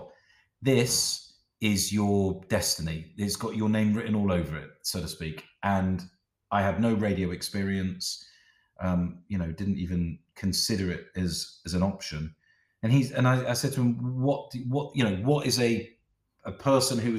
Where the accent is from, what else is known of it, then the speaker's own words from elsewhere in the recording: South West England, United Kingdom; moved away as an adult; also born or lived in Middlesbrough; I'm from the southwest of England